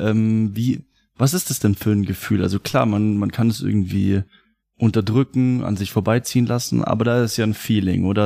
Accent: Germany; mein Vater kommt aus Mexiko. Mhm. Ich war schon ein paar Mal in Mexiko und trotzdem mein Land ist deutsch

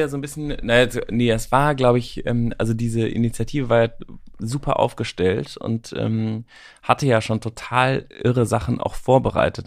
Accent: Germany; wir auch als Deutsche

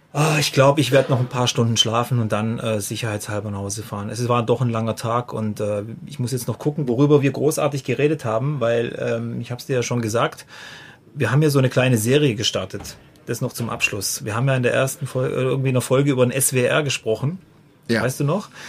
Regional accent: Freudenstadt, Baden-Württemberg, Germany; ich komme ja aus Freudenstadt

